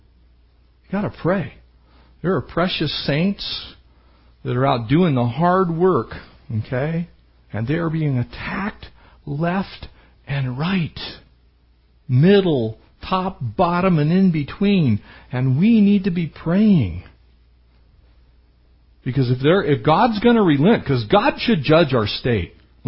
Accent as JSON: {"language": "English", "town": "Poway", "region": "California", "country": "United States", "tie": "born or raised there", "said": "I grew up in San Diego County. We used to still build adobe homes in San Diego County when I was younger. And we actually had an adobe block yard in our town in Poway."}